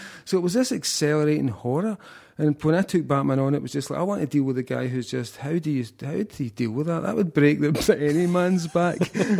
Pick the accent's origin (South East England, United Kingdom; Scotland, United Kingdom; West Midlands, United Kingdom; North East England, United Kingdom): Scotland, United Kingdom; And I just thought my work has barely ever been recognized in my home country.